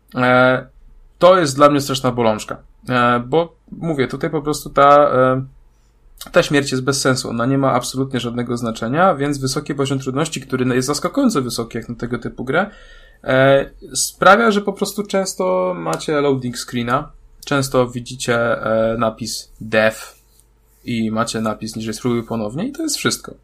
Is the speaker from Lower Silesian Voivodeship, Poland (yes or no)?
yes; Wrocław, Lower Silesian Voivodeship, Poland; ja jestem z Wrocławia.